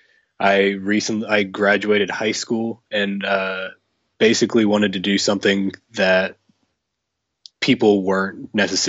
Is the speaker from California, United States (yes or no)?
no; Indianapolis, Indiana, United States; I was born and raised in Indiana, and I've been here my entire life.